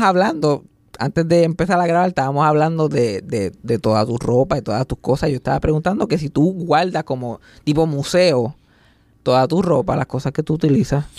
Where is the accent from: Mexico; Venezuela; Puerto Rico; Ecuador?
Puerto Rico; yo me crié en el campo, yo me crié en María, por allá, Mayagüez.